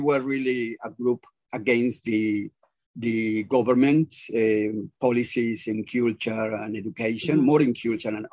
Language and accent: English; Yucatán Peninsula, Mexico; moved away; I'm from Mexico. I'm from the Yucatan Peninsula, the south of Mexico, close to the Caribbean